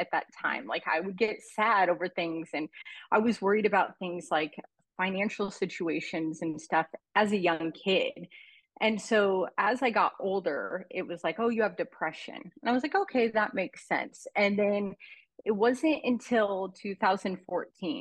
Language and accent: English; Oregon, United States; now in Arizona, United States; I'm from Arizona, Oregon originally, but in Arizona now